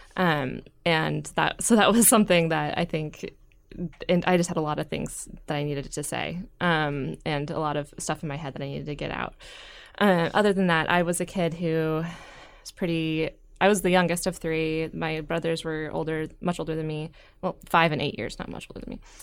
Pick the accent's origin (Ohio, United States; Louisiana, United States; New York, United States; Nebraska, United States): Nebraska, United States; Gretna; moved away as an adult; also born or lived in Washington State; I grew up in Gretna, uh, right outside of Omaha